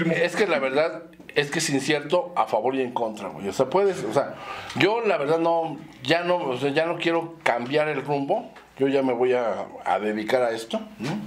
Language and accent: Spanish; Mexico City, Mexico; also born or lived in Zamora, Michoacán; ahí en la colonia este, Condesa. Ahí es donde nací. Es de la Condesa. Sí. Luego ya nos fuimos a vivir a la Roma.